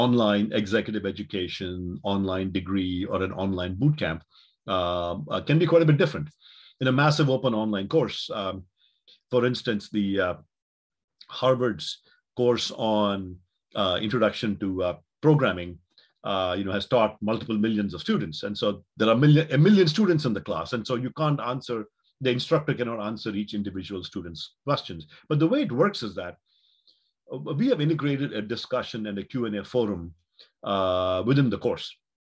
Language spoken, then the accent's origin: English; Mangalore, Karnataka, India; moved away as an adult; also born or lived in Chennai / Palo Alto; my hometown of Mangalore or when I went to college in Chennai or you know later college in Palo Alto